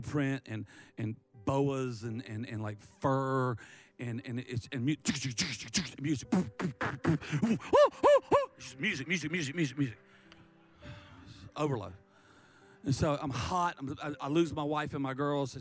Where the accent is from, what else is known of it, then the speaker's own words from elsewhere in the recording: Myrtle Beach, South Carolina, United States; I'm from Dirty Myrtle.